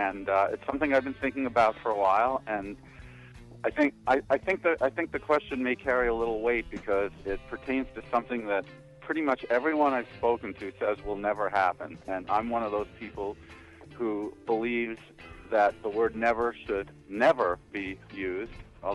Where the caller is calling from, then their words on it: San Francisco, California, United States; I'm calling from San Francisco, from a club called Red Devil Lounge, where we're doing our finale.